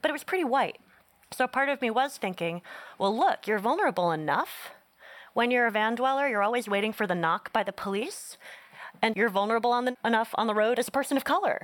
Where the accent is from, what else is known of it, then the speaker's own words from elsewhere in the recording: Northeast, United States; I grew up in the Northeast, so not an R V heavy culture.